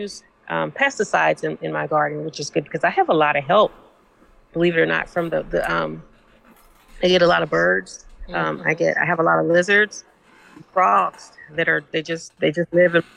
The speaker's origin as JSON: {"language": "English", "region": "Missouri", "country": "United States", "tie": "born or raised there", "said": "we grew up in Missouri"}